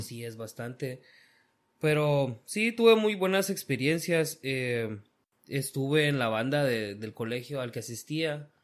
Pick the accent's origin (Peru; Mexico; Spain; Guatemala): Guatemala; moved away as an adult; now in United States; yo nací aquí en Estados Unidos, pero me crié prácticamente toda mi vida en Guatemala